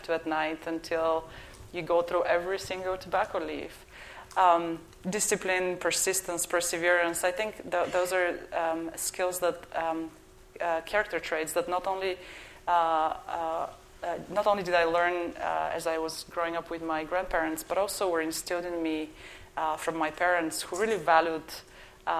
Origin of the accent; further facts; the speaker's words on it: Bulgaria; accent: Bulgarian; moved away as an adult; now in United States; the accent is from Bulgaria.